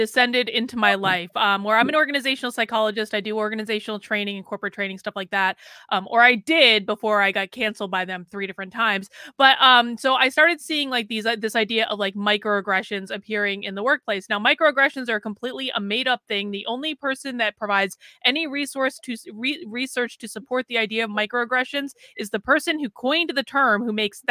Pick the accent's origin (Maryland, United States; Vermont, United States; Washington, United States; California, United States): Vermont, United States; I grew up in Vermont